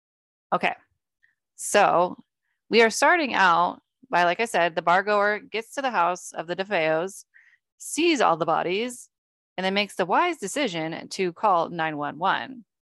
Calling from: Amityville, New York, United States; It's in Amityville. Call up the Amityville police and it's right off Ocean Avenue in Amityville.

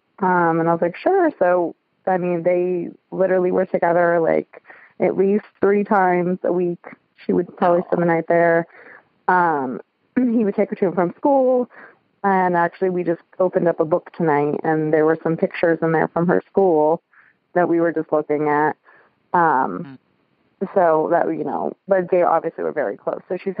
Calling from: Columbus, Ohio, United States; I'm calling from Columbus, Ohio.

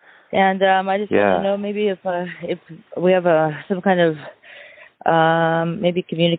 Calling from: Vancouver, Washington, United States; I'm calling from Vancouver, Washington.

